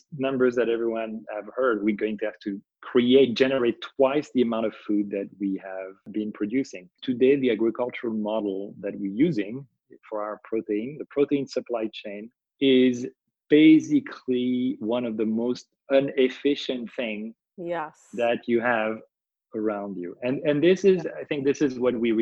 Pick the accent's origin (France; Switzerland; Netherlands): France; when I was a kid growing up in France